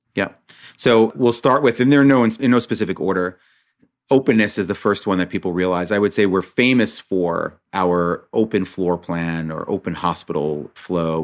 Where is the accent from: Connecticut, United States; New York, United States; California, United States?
New York, United States; Monsey; also born or lived in Israel; I grew up in Muncie, New York